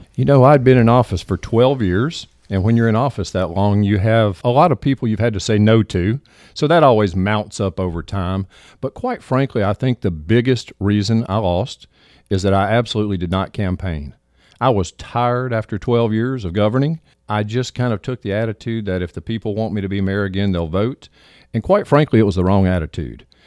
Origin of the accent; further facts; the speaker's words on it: Southaven, Mississippi, United States; moved away as an adult; now in Hernando, United States; I was raised in South Haven